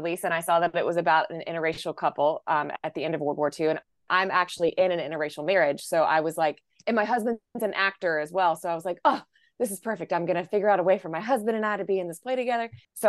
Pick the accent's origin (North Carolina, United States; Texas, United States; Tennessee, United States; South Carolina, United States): North Carolina, United States; I'm from North Carolina